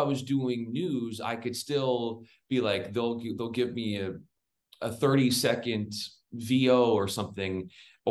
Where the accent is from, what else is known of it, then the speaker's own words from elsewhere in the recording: San Diego, California, United States; moved away as an adult; also born or lived in Spokane / Memphis; I grew up in San Diego